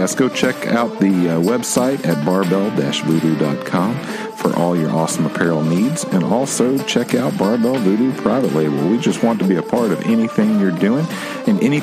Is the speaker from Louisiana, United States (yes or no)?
no; Nashville, Tennessee, United States; growing up in Nashville